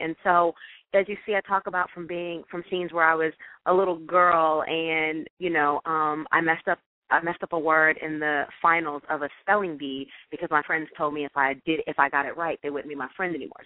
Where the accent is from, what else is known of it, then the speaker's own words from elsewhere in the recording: Jefferson City, Missouri, United States; moved away as an adult; also born or lived in Ohio; now in Los Angeles, United States; I am originally from Jefferson City, Missouri